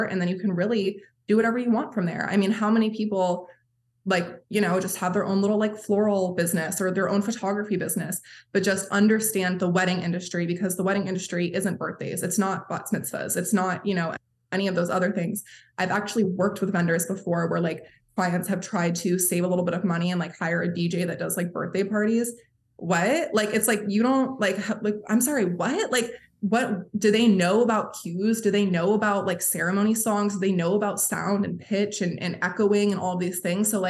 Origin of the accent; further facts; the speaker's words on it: Maine, United States; Like I'm like, mind you, I'm from Maine